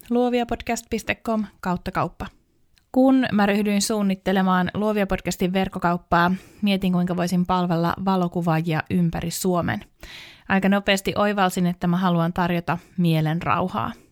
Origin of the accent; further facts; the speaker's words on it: Helsinki, Uusimaa, Finland; Mä olen syntynyt Helsingissä naisten klinikalla